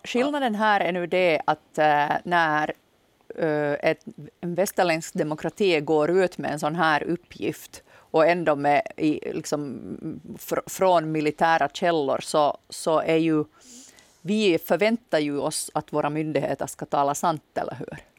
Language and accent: Swedish; Nykarleby, Ostrobothnia, Finland; now in Jakobstad, Finland; på mig hörs höser garanterat inte att jag är från Österbotten